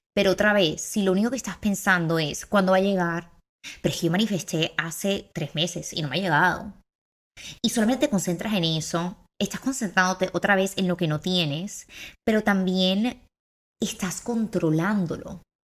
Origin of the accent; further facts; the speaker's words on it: Barranquilla, Atlántico, Colombia; Tengo 23 años y soy de Barranquilla.